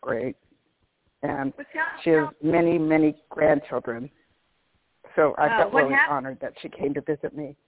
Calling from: Orange, California, United States; I'm calling from Orange, California.

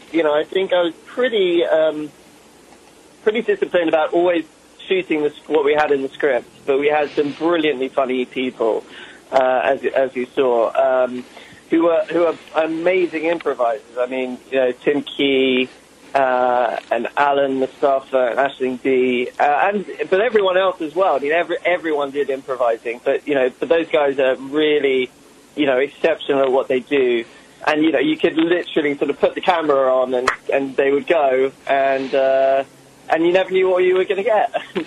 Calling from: Santa Monica, California, United States; I'm in Santa Monica, Los Angeles.

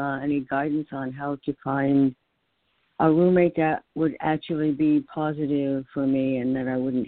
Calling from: New York, United States; in New York.

